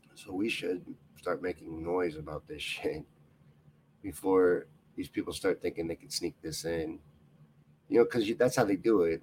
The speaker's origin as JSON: {"language": "English", "region": "Kentucky", "country": "United States", "tie": "born or raised there", "said": "I grew up in Kentucky"}